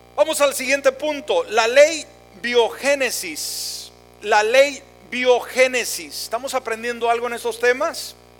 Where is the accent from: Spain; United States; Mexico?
Mexico; moved away; yo soy mexicano a mucha honra